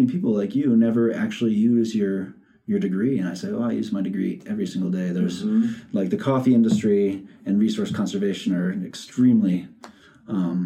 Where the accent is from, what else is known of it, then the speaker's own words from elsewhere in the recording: Boston, Massachusetts, United States; moved away as an adult; also born or lived in Manhattan, New York / Memphis, Tennessee; now in Missoula, United States; My dad took a job in Boston when I was two. So I grew up in Boston.